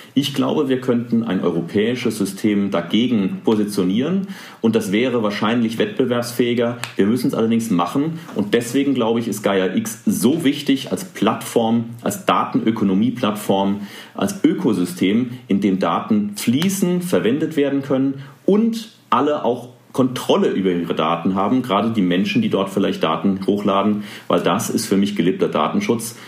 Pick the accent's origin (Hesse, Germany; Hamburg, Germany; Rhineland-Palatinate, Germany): Rhineland-Palatinate, Germany; hier in Rheinland-Pfalz, wo ich herkomme